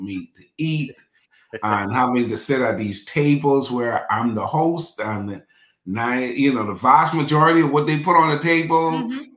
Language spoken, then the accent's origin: English; Bahamas; now in Dallas, United States; I'm born and raised in the Bahamas, but I live in Dallas, Texas